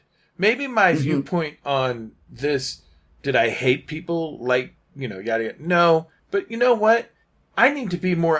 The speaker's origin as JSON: {"language": "English", "country": "United States", "tie": "born or raised there", "said": "I grew up in America."}